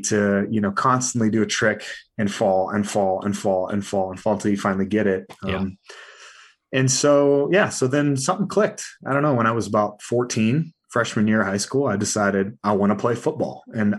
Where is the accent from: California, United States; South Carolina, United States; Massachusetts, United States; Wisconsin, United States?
California, United States; I was raised in California, right? So, you know, punk rock music and skateboarding.